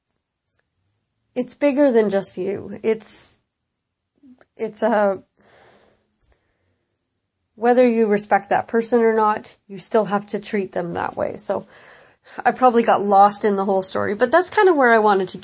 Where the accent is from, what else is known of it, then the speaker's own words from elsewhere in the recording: Canada; as a Canadian